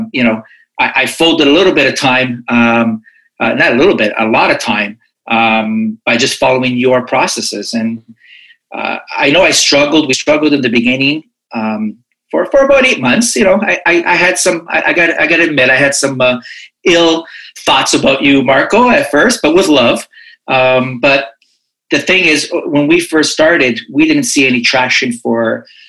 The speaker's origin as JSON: {"language": "English", "town": "Toronto", "region": "Ontario", "country": "Canada", "said": "I'm from Toronto, Canada"}